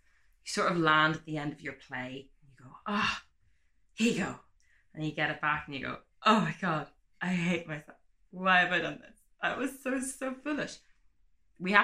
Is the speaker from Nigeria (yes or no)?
no; Ireland; I'm from Ireland